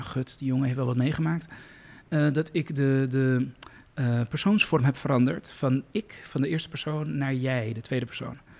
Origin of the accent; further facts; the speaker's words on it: Iran; moved away; iemand met mijn achtergrond, een vluchteling uit Iran